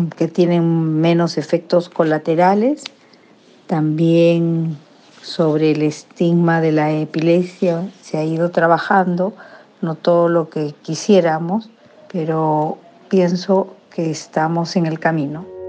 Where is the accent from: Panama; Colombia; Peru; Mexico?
Peru; en mi país